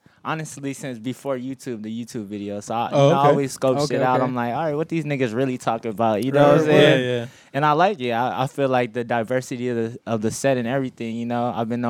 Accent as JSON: {"language": "English", "town": "Buena Park", "region": "California", "country": "United States", "tie": "born or raised there", "said": "I grew up on Dell and Whitaker. Like Whitaker Street, to be exact. So I went to Whitaker Elementary for 5th and 6th grade. So 8322 Whitaker Street is actually my real address that I used to live at."}